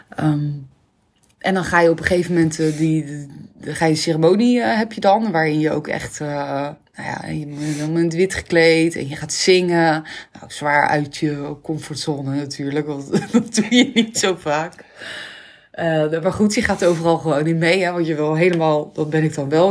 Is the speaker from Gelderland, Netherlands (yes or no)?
no; Rockanje, South Holland, Netherlands; opgegroeid in Rokanje. Een heel kneuterig dorpje onder Rotterdam